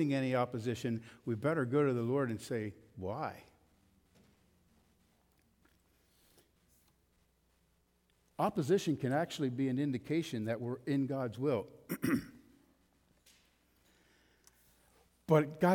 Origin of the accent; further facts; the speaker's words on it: United States; We are American